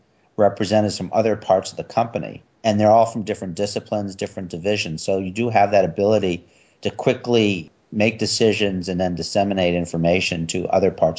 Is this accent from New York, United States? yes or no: yes; New York, United States; I'm from New York